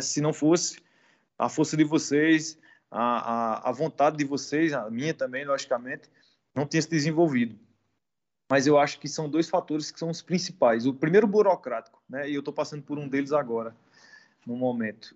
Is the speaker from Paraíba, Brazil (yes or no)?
yes; Campina Grande, Paraíba, Brazil; moved away as an adult; now in Portugal; Sou brasileiro, vindo lá do Nordeste do Brasil, da, das regiões ali de Recife, Salvador, minha região é a Paraíba, né? Que é um dos menores estados do Brasil, situado na cidade de Campina Grande